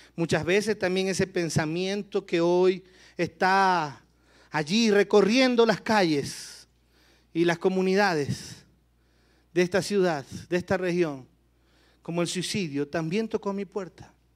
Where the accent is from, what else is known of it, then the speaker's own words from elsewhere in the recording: Guayaquil, Guayas, Ecuador; mi tierra, Guayaquil, Ecuador